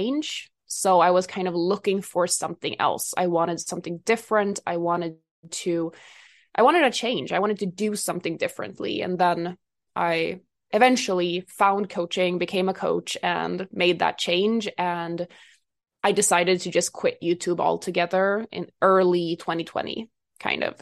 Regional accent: Sweden; I am from Sweden

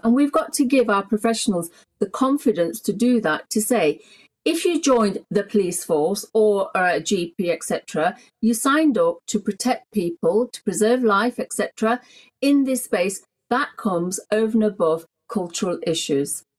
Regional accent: England, United Kingdom; I was born in Britain. England is my home. I don't know any country bar this country

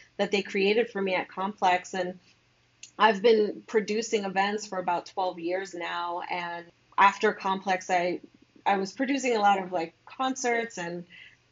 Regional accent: New York City, New York, United States; I was born and raised in New York. I'm from the Bronx.

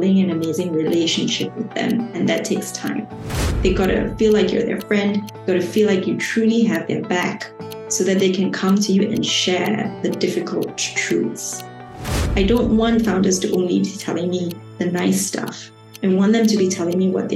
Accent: Shah Alam, Selangor, Malaysia; also born or lived in Kuala Lumpur, Malaysia; I grew up in Malaysia, so I was born in Kuala Lumpur, but I spent most of my life in a little city

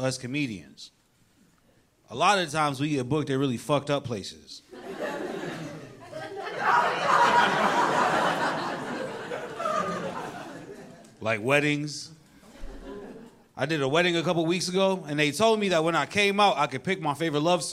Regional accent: New York, United States; I'm a New Yorker.

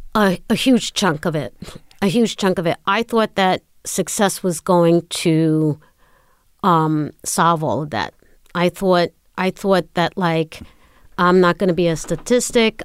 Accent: New York City, New York, United States; I was born in Brooklyn.

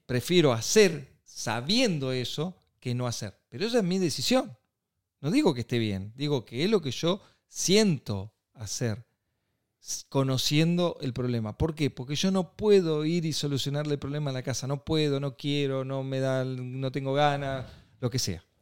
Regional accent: Argentina; somos Argentina

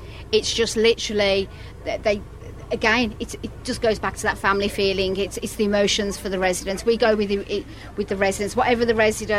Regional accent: Birmingham, West Midlands, United Kingdom; accent: Brummie; moved away as an adult; now in Ireland; I'm from Birmingham

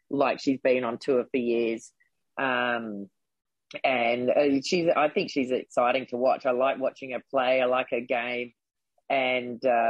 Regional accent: Gold Coast, Queensland, Australia; also born or lived in Brisbane / Adelaide; I was born in Brisbane. When I was young, we moved to Adelaide for 5 years, and that's actually where I started playing tennis. And when I was about 8 or 9, we moved back to the Gold Coast.

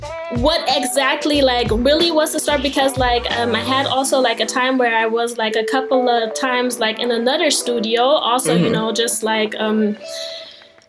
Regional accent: Germany; also born or lived in Darmstadt, Germany; Born and raised in Germany, and my dad is American

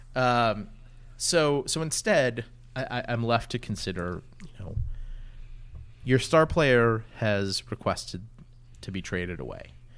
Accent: New Orleans, Louisiana, United States; born or raised there; now in Arlington, United States

